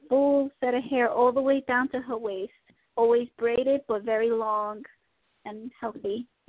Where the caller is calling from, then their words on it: Tennessee, United States; I'm calling from Tennessee.